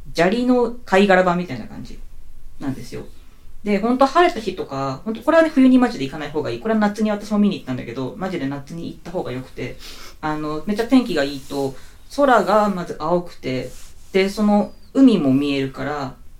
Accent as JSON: {"language": "Japanese", "region": "Hokkaido", "country": "Japan", "tie": "born or raised there", "said": "私北海道出身なんですよね。はい。北国生まれでござ"}